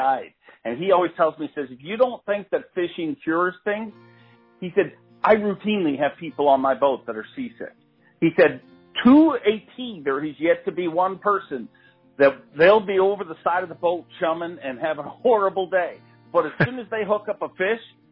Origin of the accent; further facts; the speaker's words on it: Canada; a Canadian dude